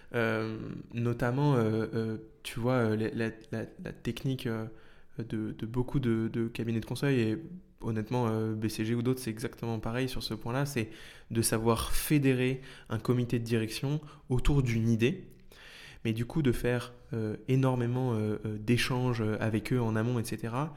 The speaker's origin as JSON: {"language": "French", "area": "Paris region", "region": "Île-de-France", "country": "France", "tie": "born or raised there", "said": "j'ai grandi en région parisienne"}